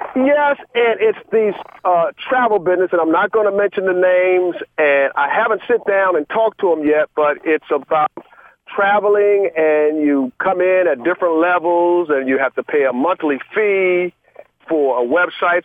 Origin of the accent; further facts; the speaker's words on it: Georgia, United States; now in Maryland, United States; I'm originally from Georgia